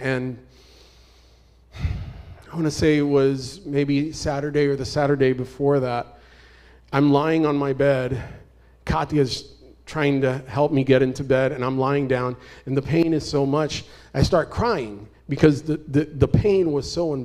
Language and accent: English; Puerto Rico; moved away; also born or lived in Arizona; I'm originally from Puerto Rico.